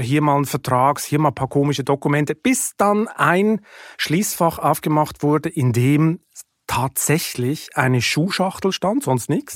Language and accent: German; Lucerne, Switzerland; moved away as an adult; also born or lived in Hamburg, Germany; now in Germany; ich komme aus Luzern, da wächst man am See auf